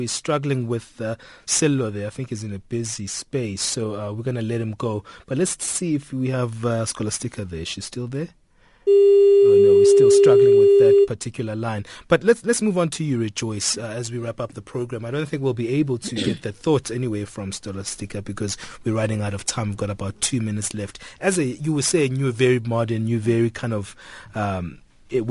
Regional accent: Tembisa, Gauteng, South Africa; I'm from Tembisa, very much a township

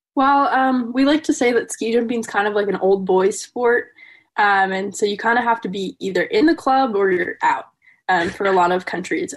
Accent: Madison, Wisconsin, United States; I'm from Madison, Wisconsin

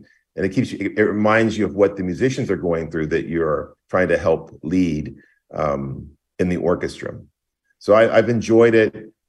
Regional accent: Greensboro, North Carolina, United States; So I grew up in Greensboro, North Carolina. Both my parents are music teachers.

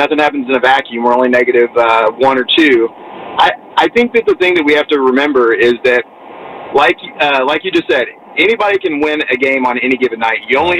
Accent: Indiana, United States; I come from Indiana, right?

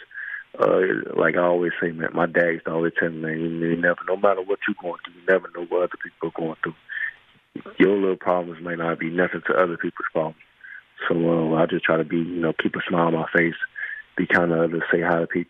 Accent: Miami, Florida, United States; my hometown of Miami

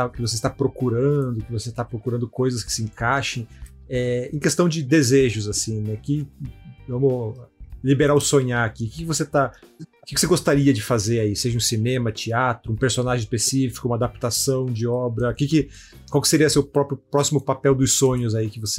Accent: Curitiba, Paraná, Brazil; eu sou, de Curitiba, sou o representante

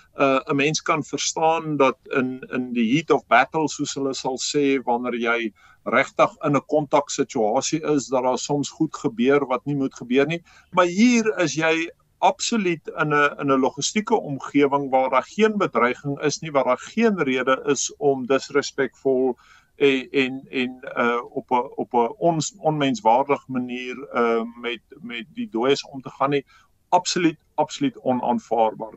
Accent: South Africa; ons as Suid-Afrikaners

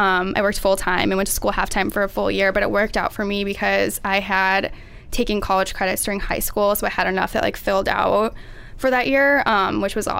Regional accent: Minnesota, United States; moved away as an adult; also born or lived in Iowa; I'm from Minnesota

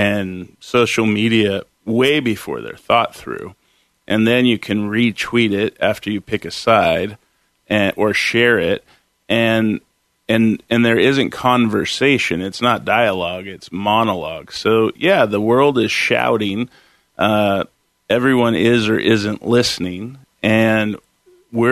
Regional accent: Concord, California, United States; moved away as an adult; also born or lived in Sacramento, California / Chico, California; now in Portland, United States; I grew up in the Bay Area, Concord, California, and then in high school, we moved to Sacramento

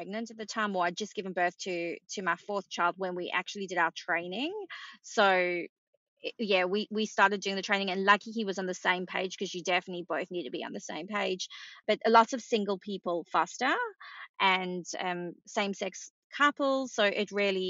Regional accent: South Africa; also born or lived in London; now in Bondi, Australia; I grew up in South Africa, as you can hear from the accent

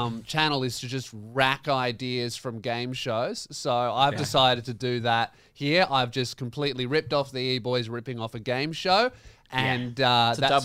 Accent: Australia

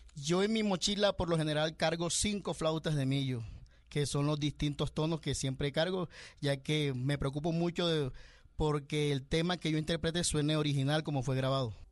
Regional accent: Caribbean coast, Colombia; mi tierra, en la, costa

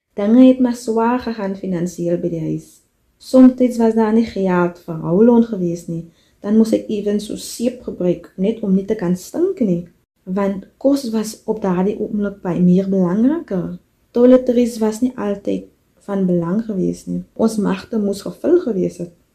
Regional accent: De Doorns, Western Cape, South Africa; moved away as an adult; now in South Korea; Ek het grootgeword op Buffelskerwes, 'n plaas in die Boervallei in die Dorings

